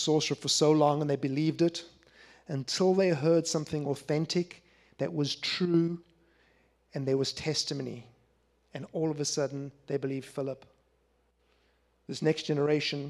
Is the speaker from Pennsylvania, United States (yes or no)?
yes; Philadelphia, Pennsylvania, United States; I'm from Philadelphia.